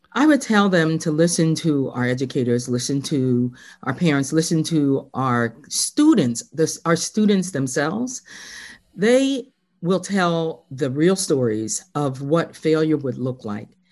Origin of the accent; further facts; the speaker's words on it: Philadelphia, Pennsylvania, United States; moved away as an adult; also born or lived in Harrisburg, Pennsylvania; I was born and raised in Philly